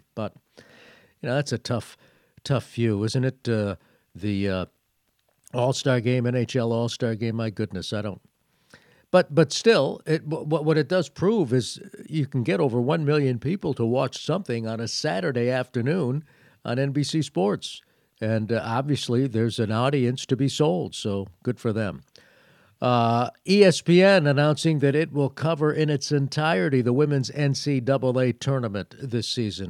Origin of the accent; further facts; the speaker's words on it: Connecticut, United States; My home state of Connecticut